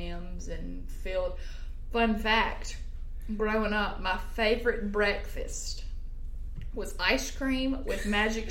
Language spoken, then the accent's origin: English; Grenada, Mississippi, United States; I'm from Grenada, Mississippi.